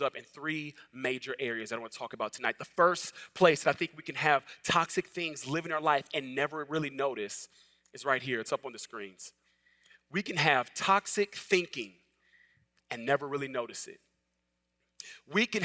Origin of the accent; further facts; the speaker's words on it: Los Angeles, California, United States; moved away as an adult; now in the South, United States; I'm originally from Los Angeles